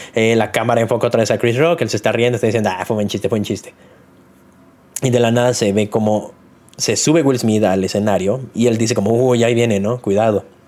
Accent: Mexico; uno como mexicano

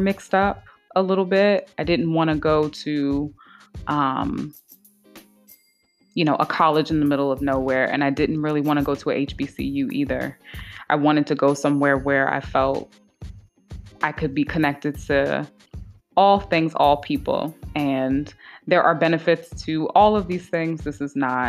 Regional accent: Maryland, United States; also born or lived in Washington, District of Columbia, United States; now in Philadelphia, United States; I was born in DC, I was raised in Maryland, but I was cultivated in Philadelphia

